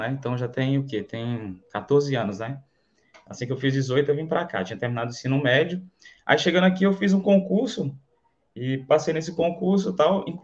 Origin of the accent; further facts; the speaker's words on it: Canarana, Bahia, Brazil; Então, eu sou de Canarana, é próximo ali a é Irecê, não sei se você já ouviu falar. A cidade pequenininha ali, tem 20 mil habitantes, mais ou menos, né?